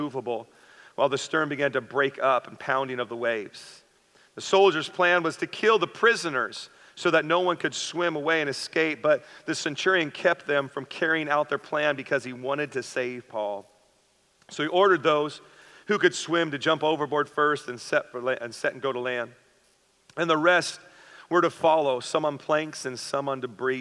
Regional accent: the Northwest, Pacific Northwest, United States; now in San Diego County, United States; Me and my wife, we grew up in the Northwest

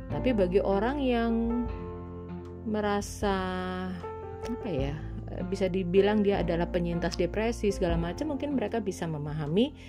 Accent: Semarang, Central Java, Indonesia; now in Surabaya, Indonesia; aku dari Semarang pindah ke Surabaya dan waktu itu belum bekerja.

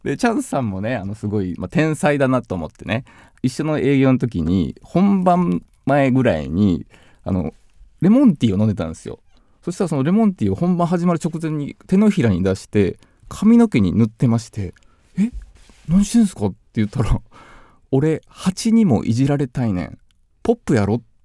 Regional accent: Obama, Fukui, Japan; moved away; also born or lived in Osaka; 僕はあの福井県の小浜市っていうとこ出身

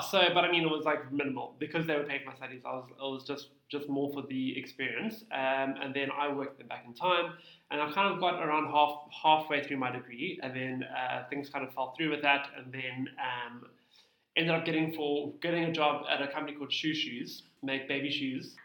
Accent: Cape Town, Western Cape, South Africa; also born or lived in Muizenberg; I'm born and bred Cape Town

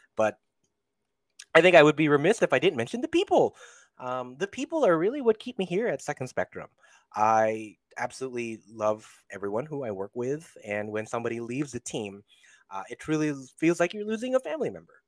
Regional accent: Central and Northern California, United States; also born or lived in Philippines; now in Los Angeles, United States; born in the Philippines, but spent my formative and, um, I guess, important years in Central and Northern California.

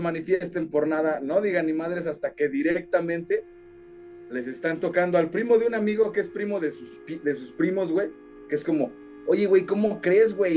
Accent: Mexico; los mexicanos somos

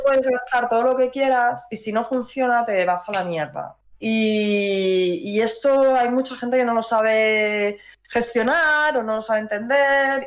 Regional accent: Madrid, Community of Madrid, Spain; yo soy de Madrid

